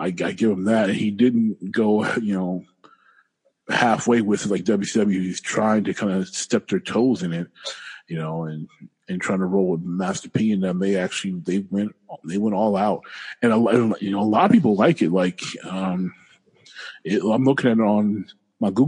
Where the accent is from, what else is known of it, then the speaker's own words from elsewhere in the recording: Detroit, Michigan, United States; I'm from Detroit.